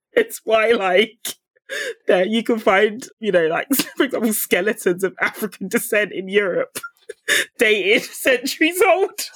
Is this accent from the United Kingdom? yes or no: yes; United Kingdom; speaking from my own background, being a British Nigerian